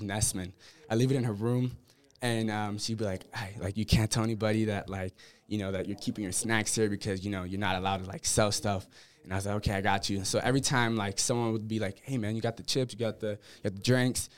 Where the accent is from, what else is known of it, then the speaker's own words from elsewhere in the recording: Menifee, California, United States; also born or lived in Columbus, Ohio / Whittier, California; Five, then we moved to Menifee, California, which is an hour away from San Diego